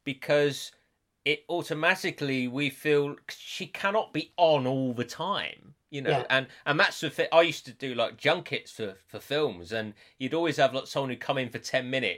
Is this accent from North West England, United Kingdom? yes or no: no; West Country, South West England, United Kingdom; accent: strong West Country; also born or lived in Llandudno; my accent, like, which has always been strong West Country